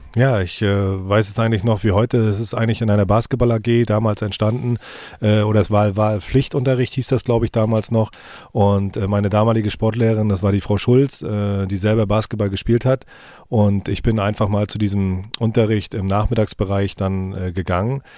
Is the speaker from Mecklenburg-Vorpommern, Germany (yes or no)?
yes; Rostock, Mecklenburg-Vorpommern, Germany; bin schon als kleiner Junge im Ostseestadion gewesen mit meiner Familie